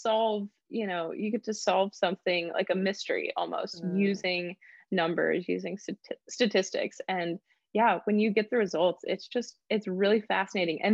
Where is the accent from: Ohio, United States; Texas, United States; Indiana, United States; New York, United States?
Texas, United States; Graham; I grew up in Graham, Texas. It's a very small town